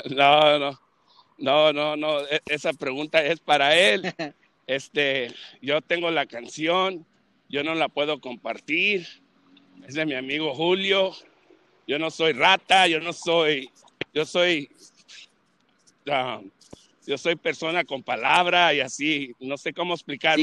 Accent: Los Angeles, California, United States; Yo soy de Los Ángeles, California

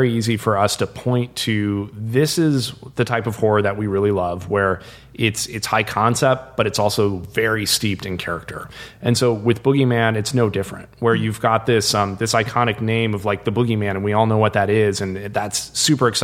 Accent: Iowa, United States; we grew up in Iowa

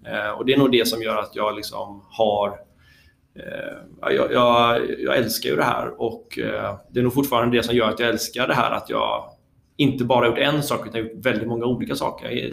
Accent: Bollebygd, Västra Götaland, Sweden; also born or lived in Gothenburg; i Bollebygd där jag är uppvuxen

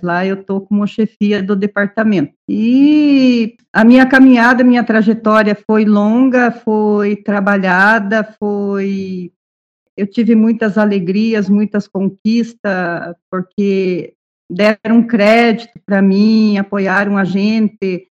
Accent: Ponta Grossa, Paraná, Brazil; Sou daqui de Ponta Grossa.

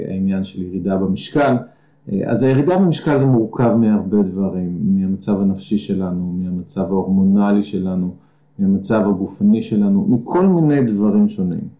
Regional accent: Gan Shmuel, Haifa District, Israel; אני במקור קיבוצניק, אני מקיבוץ אה, גן שמואל, אה, עזבתי את הקיבוץ בגיל 26

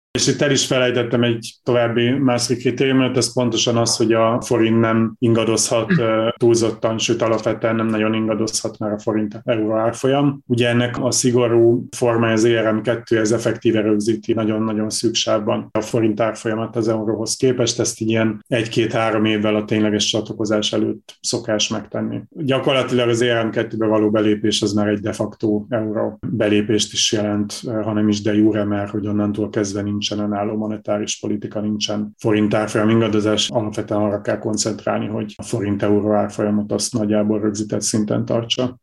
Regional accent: Borsod-Abaúj-Zemplén, Hungary; Borsod mennyire, mert én is onnan származom

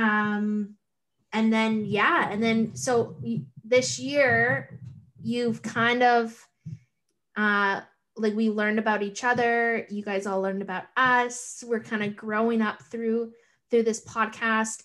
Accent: Thunder Bay, Ontario, Canada; moved away as an adult; now in Toronto, Canada; I'm from Thunder Bay

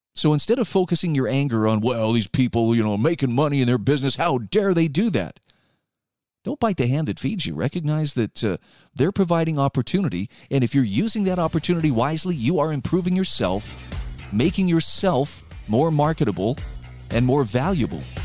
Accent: Utah, United States; My home state of Utah

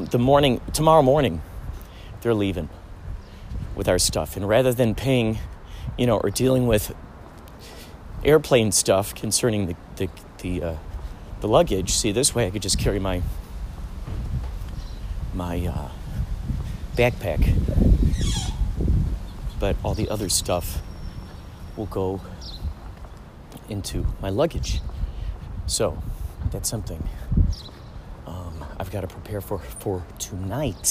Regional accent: near Rosemont, Illinois, United States; moved away; near my hometown, Rosemont

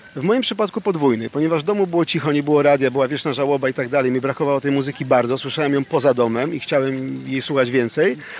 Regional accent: Warsaw, Masovian Voivodeship, Poland; w dzieciństwie w P R L-u, w Warszawie, na Pradze i nie tylko.

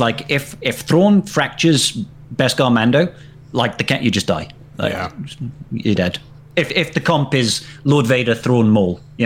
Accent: Wales, United Kingdom; I'm Welsh

